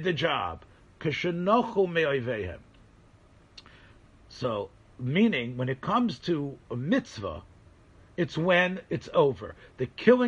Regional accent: Memphis, Tennessee, United States; moved away; Memphis, Tennessee, which is where I'm from

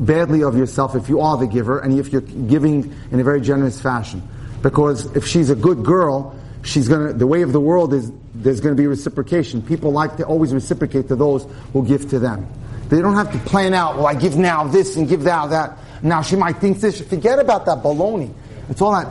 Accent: New York City, New York, United States; I come from the Syrian community in New York, right, in Brooklyn

